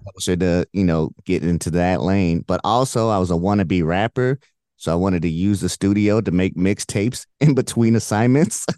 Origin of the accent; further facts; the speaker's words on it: Indianapolis, Indiana, United States; moved away as an adult; also born or lived in Illinois / Michigan / Houston; I grew up in Indy